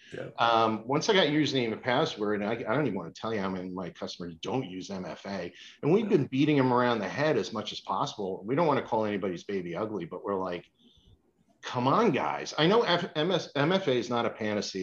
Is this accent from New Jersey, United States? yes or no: yes; Northern New Jersey, United States; now in Boston, United States; I grew up in Northern New Jersey